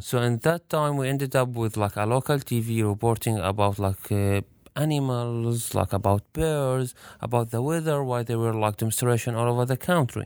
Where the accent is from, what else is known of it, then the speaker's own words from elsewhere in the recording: Raqqa, Raqqa Governorate, Syria; moved away as an adult; also born or lived in Europe; I'm from Syria, and when they asked me where, I told them, like, Raqqa